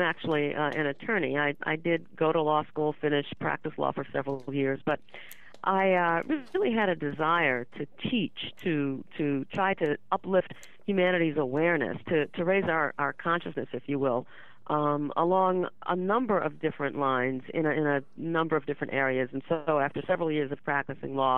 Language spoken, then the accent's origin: English; New Orleans, Louisiana, United States; I was born in 1953 in New Orleans